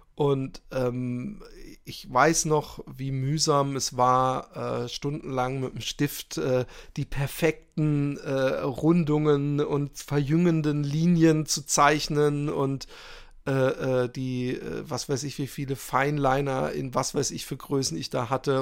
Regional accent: Germany; ich bin in Deutschland äh, aufgewachsen

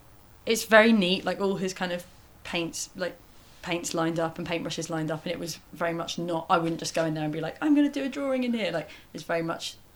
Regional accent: London, United Kingdom; I grew up in London

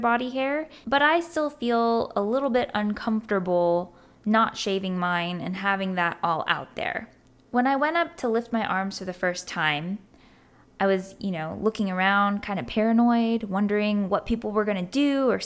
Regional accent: Germany; now in United States; growing up in Germany

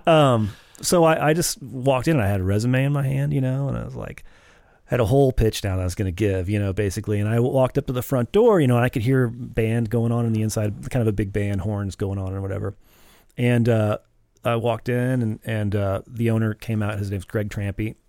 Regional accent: St. Louis, Missouri, United States; I grew up in West St. Louis

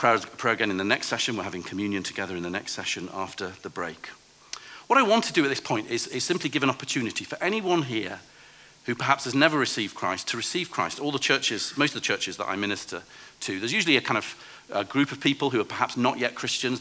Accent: England, United Kingdom; I'm a pastor from England

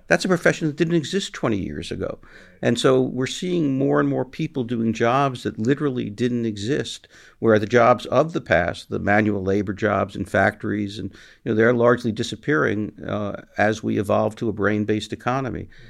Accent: New York City, New York, United States; I was growing up in New York City

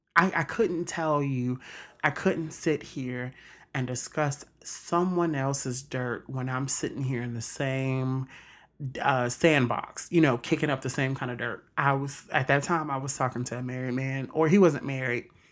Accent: Mississippi, United States; I'm from Mississippi

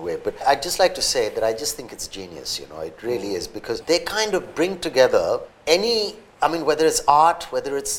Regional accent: Mumbai, Maharashtra, India; growing up in Bombay back in the day

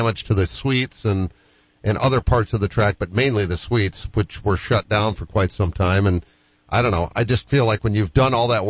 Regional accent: East Coast, United States; moved away; where I grew up on the East Coast

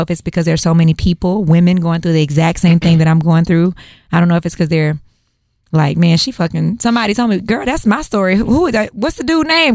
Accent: Houston, Texas, United States; I'm a native Houstonian, born and raised.

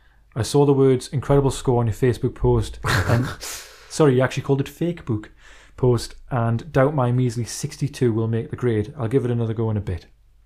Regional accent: England, United Kingdom; Maybe because I'm English.

